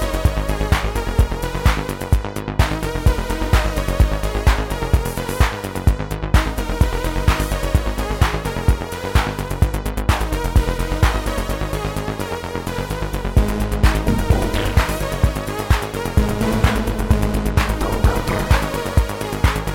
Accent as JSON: {"language": "English", "town": "Flensburg", "region": "Schleswig-Holstein", "country": "Germany", "tie": "born or raised there", "said": "so I was singing two bands here in my hometown Flensburg."}